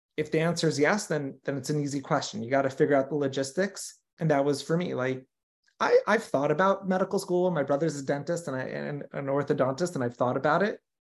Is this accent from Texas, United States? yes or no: no; Los Angeles, California, United States; also born or lived in New York; grew up here in L